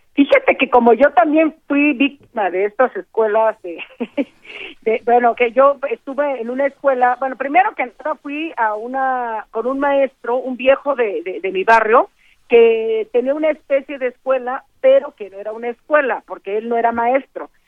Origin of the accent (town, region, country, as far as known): Juchitán, Oaxaca, Mexico; first language Zapotec; Spanish is a second language